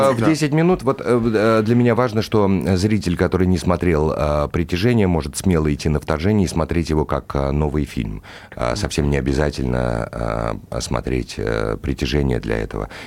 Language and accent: Russian; Moscow, Russia; Я, э, я москвич, я знаю этот э, город, э, люблю этот город, я в нем живу